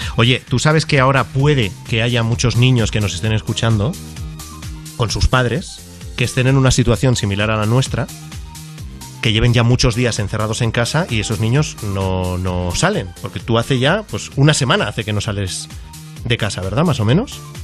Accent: Catalonia, Spain; como soy catalán

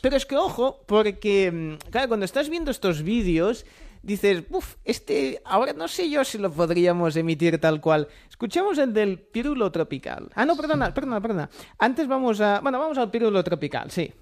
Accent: Catalonia, Spain; como buen catalán

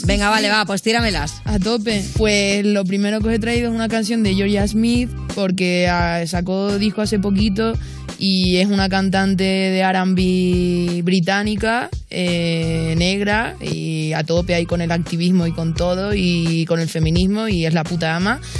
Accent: Canary Islands, Spain; lo siguiente viene de mi tierra

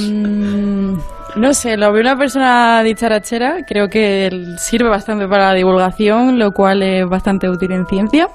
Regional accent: Ronda, Andalusia, Spain; moved away as an adult; also born or lived in Granada; now in Madrid, Spain; orgullosamente somos de Andalucía. Hmm. Eh, yo soy de Ronda, en la provincia de Málaga

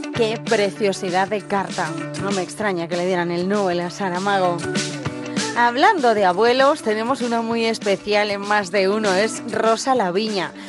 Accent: Castile and León, Spain; mi pueblo, de León

